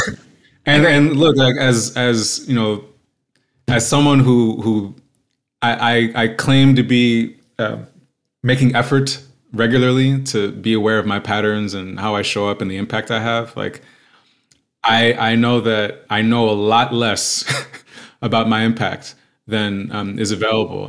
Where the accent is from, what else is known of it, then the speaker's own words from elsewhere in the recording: New York, United States; also born or lived in Queens, New York / Westchester County, New York; now in Los Angeles, United States; I'm based in Los Angeles, uh, born and raised in New York. I'm the child of Haitian immigrants